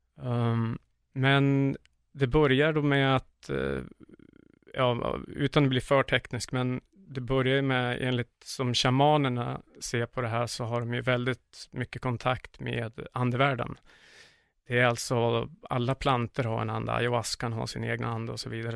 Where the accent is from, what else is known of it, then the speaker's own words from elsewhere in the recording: Sundsvall, Västernorrland County, Sweden; moved away as an adult; now in Iquitos, Peru; jag är född och uppvuxen i Sundsvall